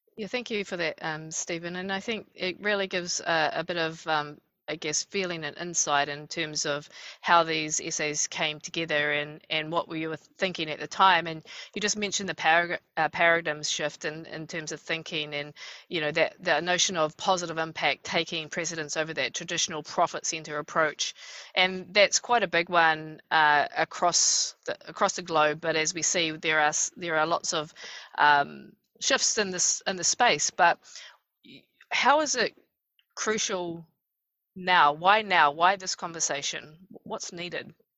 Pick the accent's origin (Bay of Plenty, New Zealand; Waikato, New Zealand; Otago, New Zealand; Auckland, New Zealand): Bay of Plenty, New Zealand; Rotorua; I hail from Rotorua